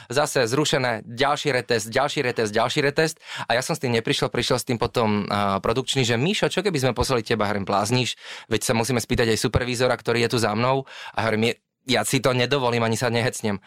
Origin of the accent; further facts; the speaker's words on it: Slovakia; aj my ako Slováci, síce holubičí národ